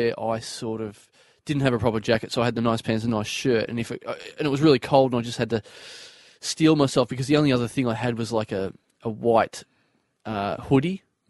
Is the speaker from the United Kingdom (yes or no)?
no; Maryborough, Australia; moved away; It was in Maryborough, so it was in my hometown.